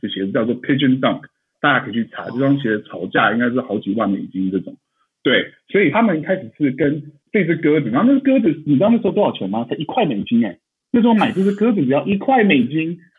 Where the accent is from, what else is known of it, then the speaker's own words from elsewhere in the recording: Taiwan; moved away as an adult; 其实我也是台湾长大的，然后大学的时候出国去念嘛